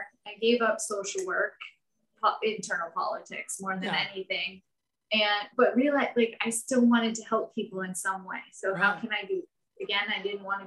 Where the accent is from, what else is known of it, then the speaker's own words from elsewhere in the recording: Vermont, United States; I'm from Vermont for anyone that doesn't know. So I grew up in a small town. I still live in Vermont